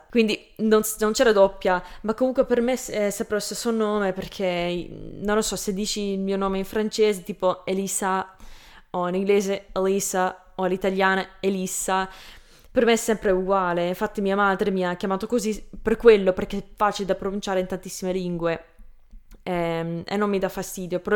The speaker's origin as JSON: {"language": "Italian", "country": "Canada", "accent": "Canadian", "second_language": "Italian", "said": "perché poi non lo dico perfettamente all'italiana perché ho un accento tra quello, can- quello canadese e quello italiano"}